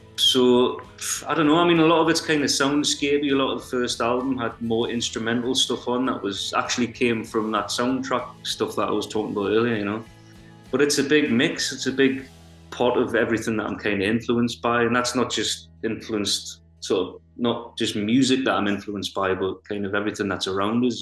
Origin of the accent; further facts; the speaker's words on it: North Shields, North East England, United Kingdom; I'm from North Shields on Tyneside. I've always lived here, I've grown up here.